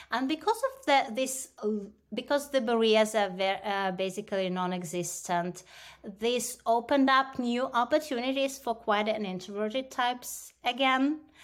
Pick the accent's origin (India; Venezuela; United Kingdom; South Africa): India; moved away; growing up in India